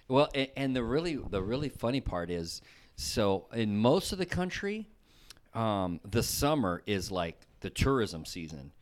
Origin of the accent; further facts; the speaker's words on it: the South, United States; somebody like me from the South